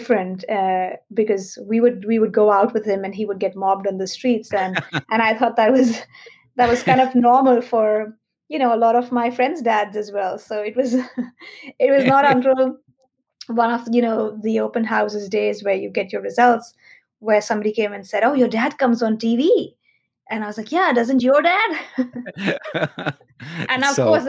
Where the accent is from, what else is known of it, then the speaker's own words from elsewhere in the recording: Mumbai, Maharashtra, India; I was born and raised in Mumbai